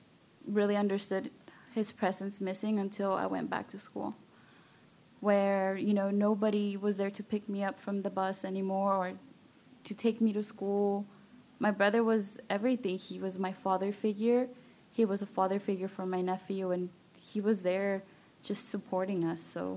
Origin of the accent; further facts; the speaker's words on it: Austin, Texas, United States; Yeah, so I grew up in East Austin and Riverside near Town Lake